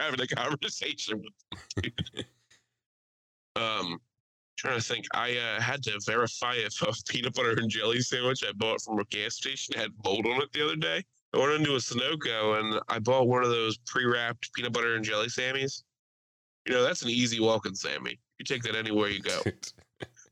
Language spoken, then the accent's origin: English; Aston, Pennsylvania, United States; Aston, PA